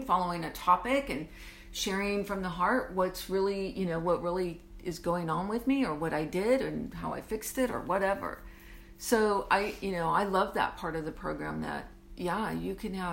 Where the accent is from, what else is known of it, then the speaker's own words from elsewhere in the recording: Southern California, United States; moved away; where I grew up in Southern California.